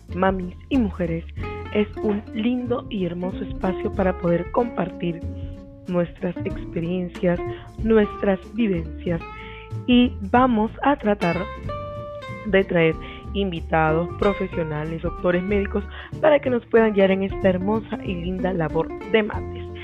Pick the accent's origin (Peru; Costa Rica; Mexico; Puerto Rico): Peru; soy orgullosamente peruana